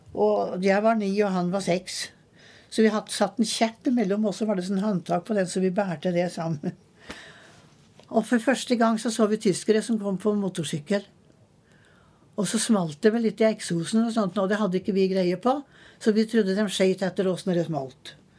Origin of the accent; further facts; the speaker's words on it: Trøndelag, Norway; moved away as an adult; also born or lived in Eastern Norway; Og jeg er født i Trøndelag. Men jeg har eh, vært på Østlandet siden jeg var 19